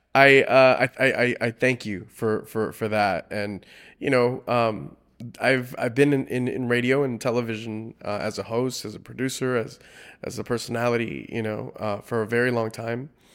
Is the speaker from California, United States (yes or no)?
yes; South Gate, California, United States; first language Spanish; English is a second language; My first language was Spanish. Mm-hmm. Uh, I grew up not too far from here, about 15 minutes uh, from here, a city called Southgate